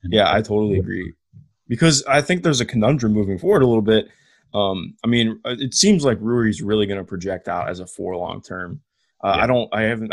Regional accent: Cleveland, Ohio, United States; I grew up in Cleveland

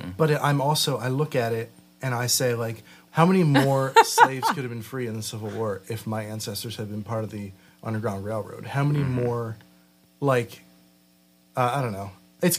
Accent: Lancaster, Pennsylvania, United States; now in Philadelphia, United States; I grew up in Lancaster around all these Amish people

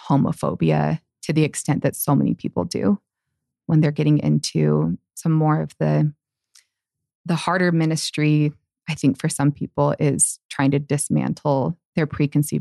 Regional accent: Tempe, Arizona, United States; in the area I grew up in Tempe, Arizona

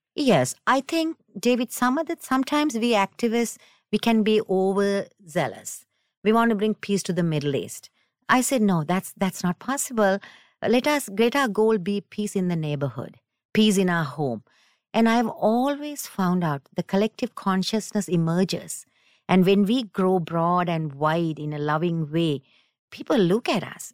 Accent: Sri Lanka; now in United States; I'm from South, South Asia, Sri Lanka originally

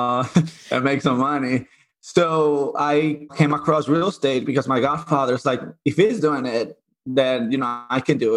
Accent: Dominican Republic; moved away as an adult; also born or lived in Puerto Rico; now in Connecticut, United States; I grew up in Dominican Republic

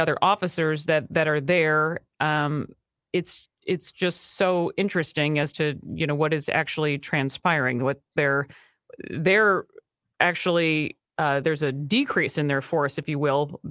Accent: Minnesota, United States; as a Minnesotan

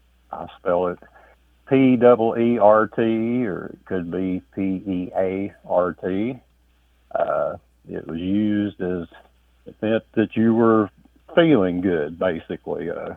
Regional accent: Kentucky, United States

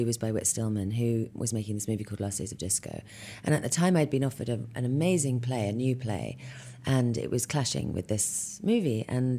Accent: England, United Kingdom; now in United States; But you know, I grew up in England, I've seen, by the time I was making Emma, I'd probably seen at least eight Hamlets.

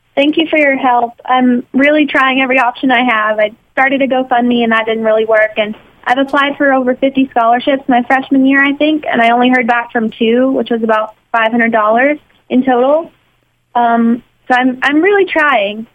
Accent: Mississippi, United States; moved away as an adult; now in New York, United States; I'm from Mississippi

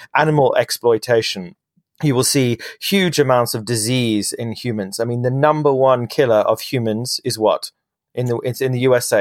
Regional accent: London, United Kingdom; my, in my hometown in London

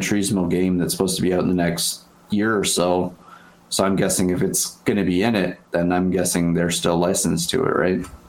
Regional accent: Canada; as a Canadian here

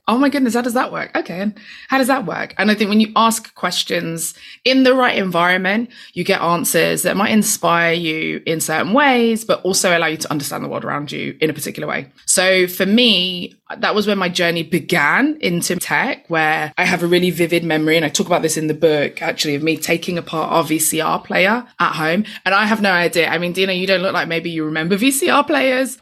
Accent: London, United Kingdom; I grew up in East London

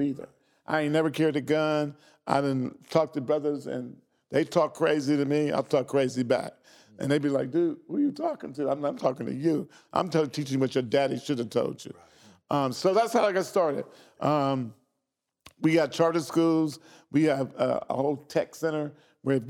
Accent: Xenia, Ohio, United States; grew up in Xenia, Ohio, outside of Central State

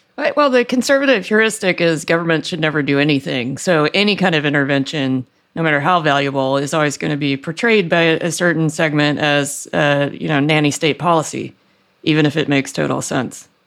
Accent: Deep South, United States; moved away; I grew up in the Deep South where nobody had gas heating

